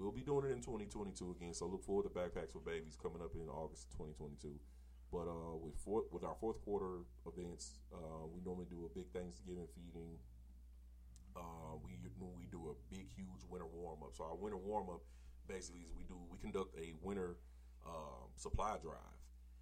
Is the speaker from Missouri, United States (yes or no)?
yes; St. Louis, Missouri, United States; I'm from Walnut Park